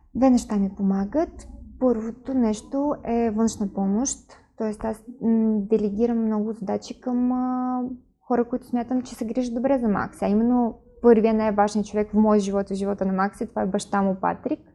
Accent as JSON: {"language": "Bulgarian", "region": "Kyiv", "country": "Ukraine", "second_language": "Bulgarian", "moved": "yes", "lives_now": "Sofia, Bulgaria", "said": "от Украина съм, от Киев"}